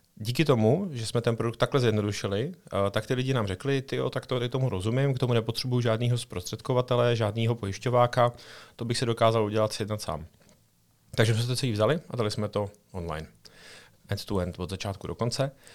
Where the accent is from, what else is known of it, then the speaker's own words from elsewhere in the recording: Czechia; máme jako Češi